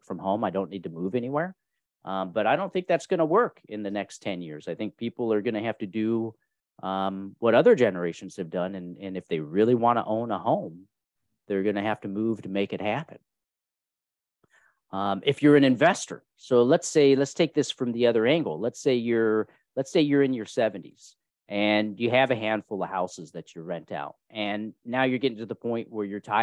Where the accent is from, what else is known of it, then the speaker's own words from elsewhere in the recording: California, United States; also born or lived in Kentucky; And I was born in Kentucky. My brother was born in Pennsylvania. And then we grew up in California.